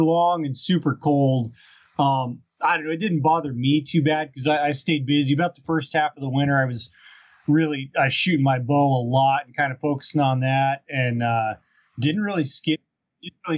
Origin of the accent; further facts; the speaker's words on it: Southern Colorado, United States; now in Fairbanks, United States; I was born in Southern Colorado and grew up down there